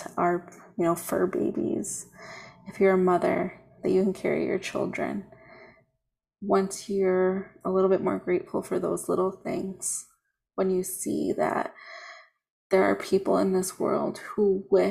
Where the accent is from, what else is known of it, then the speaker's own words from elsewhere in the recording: United States; my hometown. There's a 5K that goes on. It's called the Foxtrot because we're on the Fox River